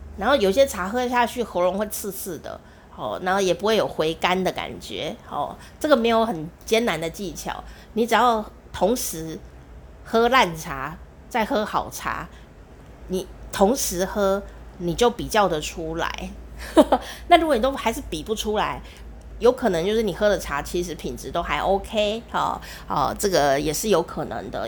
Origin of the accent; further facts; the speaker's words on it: Taiwan; 我的家乡台湾